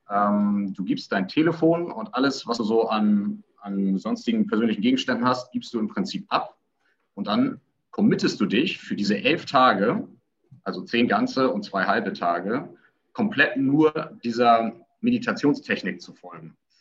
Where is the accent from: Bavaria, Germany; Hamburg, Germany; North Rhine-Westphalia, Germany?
Hamburg, Germany; Ich komme aus Hamburg